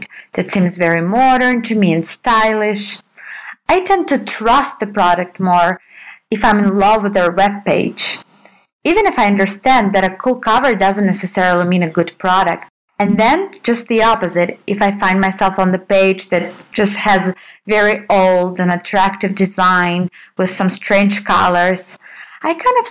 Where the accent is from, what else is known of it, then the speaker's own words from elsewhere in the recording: Russia; I come from Russia.